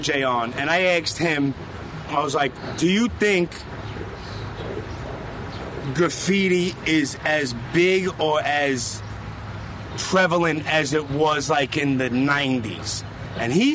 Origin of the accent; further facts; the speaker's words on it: New York City, New York, United States; I was born and raised first in Canarsie, moved around. But always Brooklyn